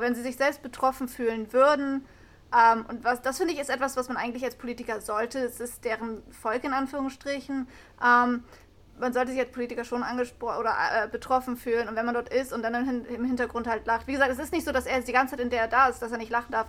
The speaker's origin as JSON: {"language": "German", "country": "Germany", "said": "bei uns in Deutschland"}